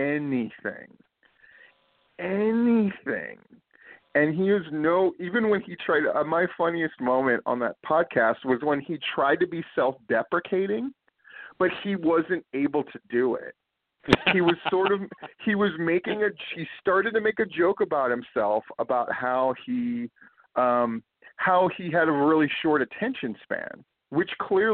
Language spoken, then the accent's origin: English; Hawaii, United States; when I was a kid growing up in Hawaii on the beaches